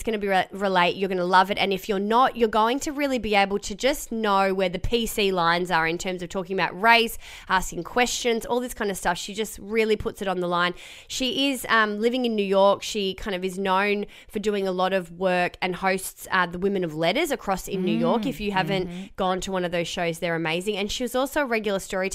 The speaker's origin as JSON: {"language": "English", "town": "Melbourne", "region": "Victoria", "country": "Australia", "tie": "born or raised there", "said": "in Melbourne actually, where both of us grew up"}